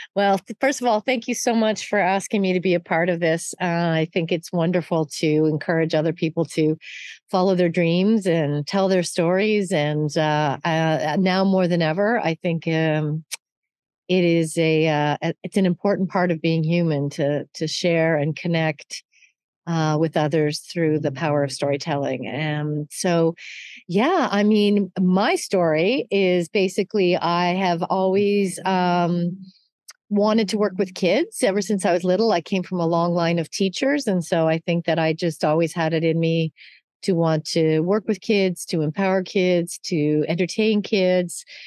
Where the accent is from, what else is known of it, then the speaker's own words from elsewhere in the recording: Canada; moved away; I am Canadian